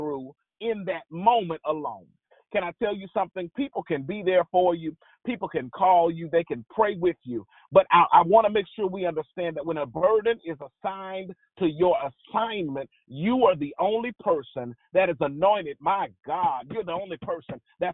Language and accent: English; the South, United States; I'm from the South